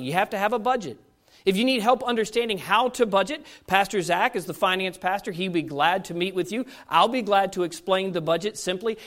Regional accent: United States; as an American

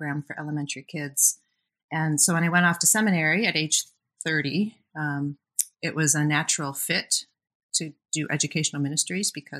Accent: Minnesota, United States; also born or lived in Bellingham, Washington; I moved away from Washington to the great Midwest, back home actually, to Minnesota

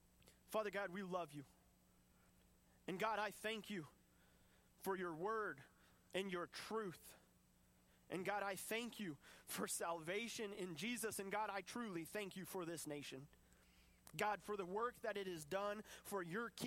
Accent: United States; I want to hold so tight to my American freedoms

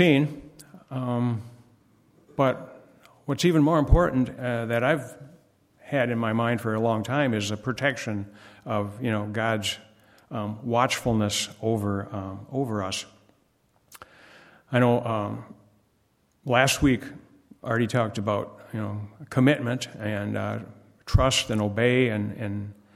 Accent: Wisconsin, United States; moved away; we grew up in Wisconsin

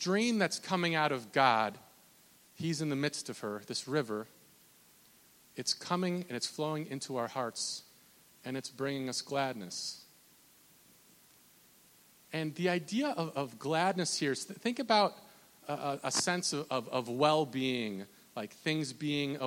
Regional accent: Minnesota, United States; I'm from Minnesota

